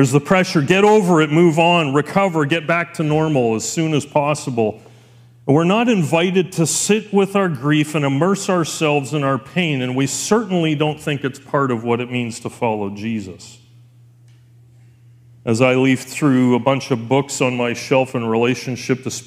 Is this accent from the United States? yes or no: no; Elkford, British Columbia, Canada; we grew up in Elkford